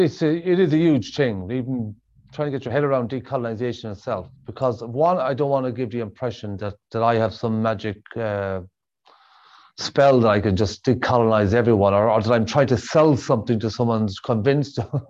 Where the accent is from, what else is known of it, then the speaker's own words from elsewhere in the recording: Sligo, Connacht, Ireland; We come from the west of Ireland. We come from Sligo.